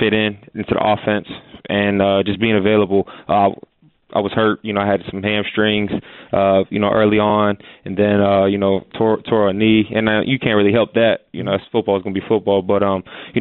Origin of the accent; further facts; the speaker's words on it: Erie, Pennsylvania, United States; moved away as an adult; now in Pittsburgh, United States; growing up in Erie